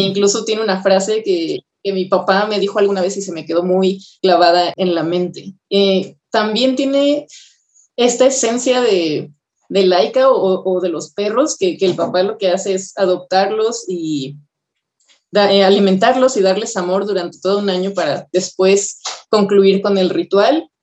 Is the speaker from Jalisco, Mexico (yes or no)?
yes; Guadalajara, Jalisco, Mexico; moved away as an adult; also born or lived in Querétaro; now in Mexico City, Mexico; solamente nací en Querétaro y antes de cumplir el mes mis papás se fueron a Guadalajara y ahí viví hasta los 20 años casi